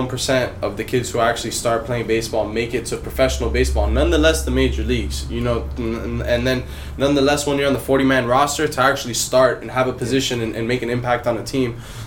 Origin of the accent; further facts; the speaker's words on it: Miami, Florida, United States; now in Los Angeles, United States; Right now I'm living in LA. I'm originally from Miami, but I'm living in LA right now.